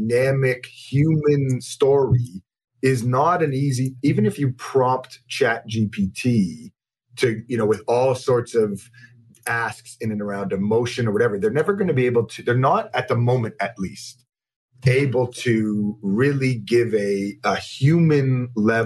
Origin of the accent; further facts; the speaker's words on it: Toronto, Ontario, Canada; I'm born and raised in Toronto.